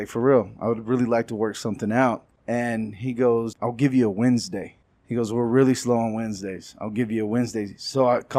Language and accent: English; Texas, United States; I acted out a lot. I was from West Texas. But we moved around a lot, too. I'm a PK. I'm a preacher's kid.